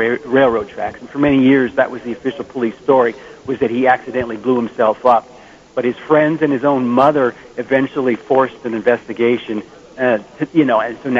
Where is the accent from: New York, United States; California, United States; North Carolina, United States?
California, United States; Bay Area; in the Bay Area. I'm still here. I'm in San Francisco right now